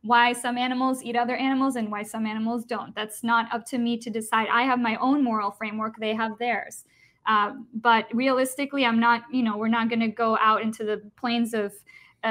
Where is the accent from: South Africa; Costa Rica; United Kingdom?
Costa Rica; I'm from Costa Rica